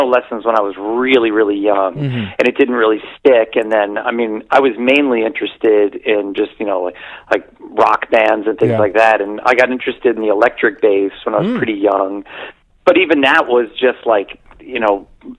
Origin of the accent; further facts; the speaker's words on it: Cincinnati, Ohio, United States; moved away as an adult; now in Chicago, United States; I was born and raised in Cincinnati